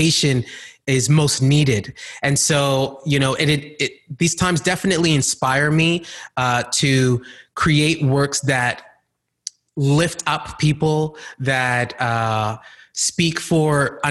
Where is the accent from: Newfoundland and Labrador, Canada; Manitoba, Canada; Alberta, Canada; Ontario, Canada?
Alberta, Canada; Calgary; also born or lived in Ghana; I grew up partly in Calgary, Alberta, and the other part of my childhood, I grew up in Ghana, West Africa